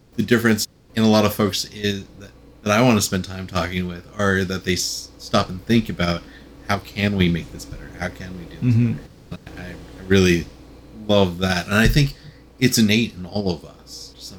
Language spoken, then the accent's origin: English; California, United States; I grew up in Southern California, so like back before when the Rams were there for the first time and then when they left.